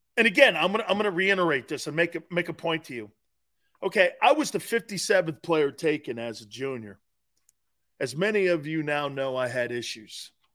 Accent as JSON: {"language": "English", "town": "Stamford", "region": "Connecticut", "country": "United States", "tie": "born or raised there", "moved": "yes", "said": "in my hometown paper in Stanford, Connecticut."}